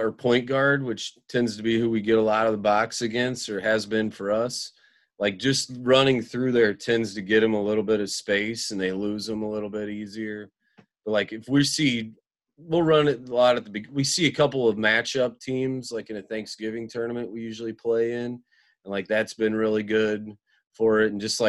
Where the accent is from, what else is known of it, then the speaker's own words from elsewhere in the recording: Central Illinois, United States; now in Hinsdale, United States; I've been all over the state. I grew up in Central Illinois and have moved.